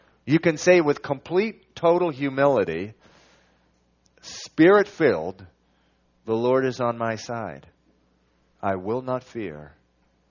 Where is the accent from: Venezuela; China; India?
Venezuela; now in Massachusetts, United States; I was born here in Massachusetts. I moved away when I was 9. I moved to Venezuela